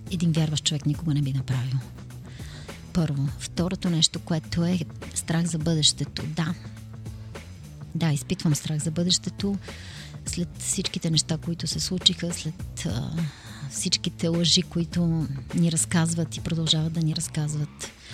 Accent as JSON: {"language": "Bulgarian", "country": "Bulgaria", "said": "ние сме горди, че сме българи"}